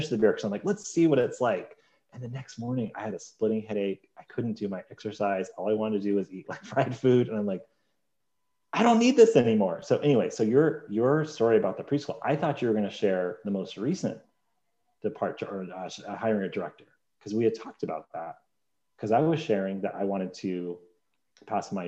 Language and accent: English; United Kingdom; I'm British